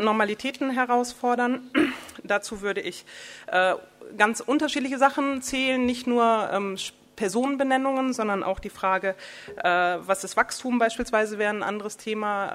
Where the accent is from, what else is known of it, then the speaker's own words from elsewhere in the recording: the North, Northern Germany, Germany; also born or lived in Berlin; ich komme aus dem Norden